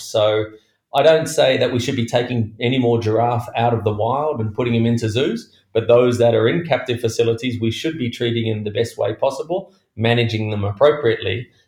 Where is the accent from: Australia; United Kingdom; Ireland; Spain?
Australia; Being an Australian